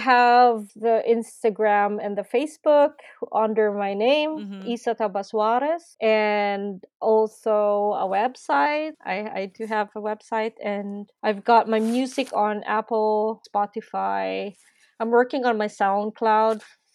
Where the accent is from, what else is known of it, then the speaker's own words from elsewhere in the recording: Philippines; now in Berlin, Germany; I'm from the Philippines.